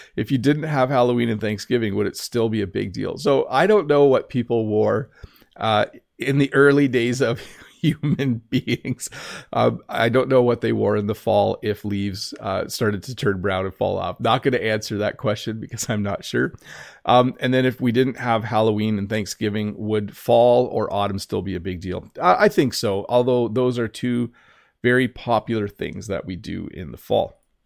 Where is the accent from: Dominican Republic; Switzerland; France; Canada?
Canada; I'm Canadian.